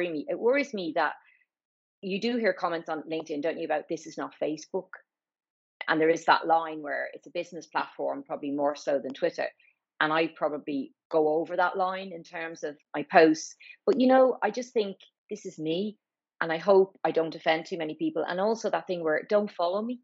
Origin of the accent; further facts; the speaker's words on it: Ireland; moved away as an adult; also born or lived in Newcastle upon Tyne; now in London, United Kingdom; I'm Irish, obviously.